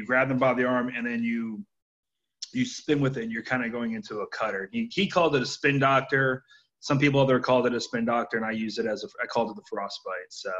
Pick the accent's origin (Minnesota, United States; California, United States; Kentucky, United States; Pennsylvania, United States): Pennsylvania, United States; Philadelphia; I'm originally from Philadelphia